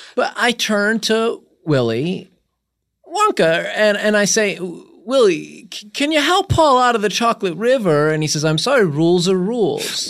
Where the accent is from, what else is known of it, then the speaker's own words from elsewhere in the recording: Connecticut, United States; I'm just from, like, some fucking little suburb, uh, you know, in Connecticut, I grew up, it's actually pretty nice.